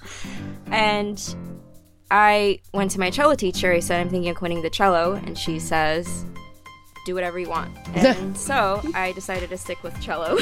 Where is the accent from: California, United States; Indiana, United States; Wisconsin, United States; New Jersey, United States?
New Jersey, United States; also born or lived in Salt Lake City, Utah; I was not born but raised in New Jersey. I was born in Salt Lake City